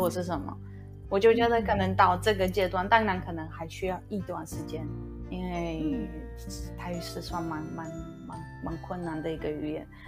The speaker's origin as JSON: {"language": "Chinese", "country": "Poland", "second_language": "Chinese", "moved": "as an adult", "lives_now": "Taichung, Taiwan", "said": "高中的时候，大学的时候，我是会，在我自己的国家，在我的老家，我常常会去参加一些文化的交流"}